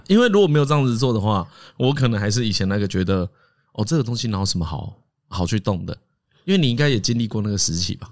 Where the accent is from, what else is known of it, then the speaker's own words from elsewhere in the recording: Taiwan; 我们台湾人